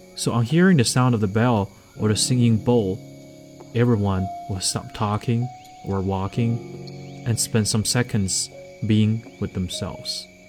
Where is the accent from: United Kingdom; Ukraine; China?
China; Liaoning; born or raised there